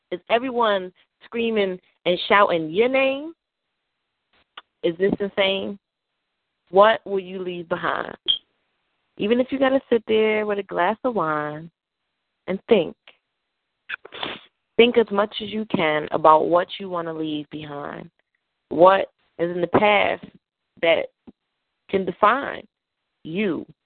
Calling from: New York, United States; Well, I'm in New York, as you guys know, and I am slowly making my way to Maryland

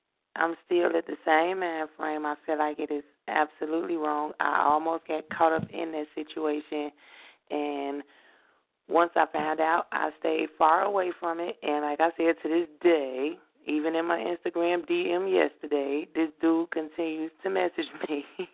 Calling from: Hammond, Indiana, United States; I am calling from Hammond.

